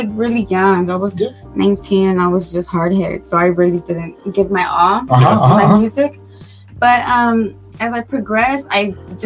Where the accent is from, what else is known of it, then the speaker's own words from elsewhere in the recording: Huntington, Texas, United States; I'm from Huntington, Texas